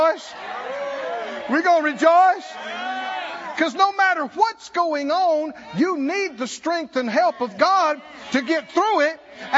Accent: the South, United States; I grew up in the South

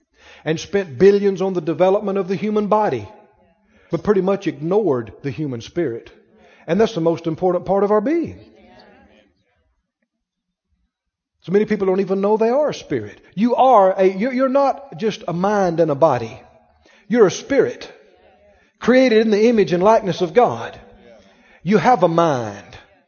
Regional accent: Mississippi, United States; I'm from Mississippi, okay?

